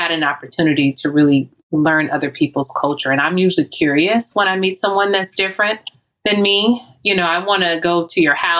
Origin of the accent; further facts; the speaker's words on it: Louisiana, United States; I'm from Louisiana.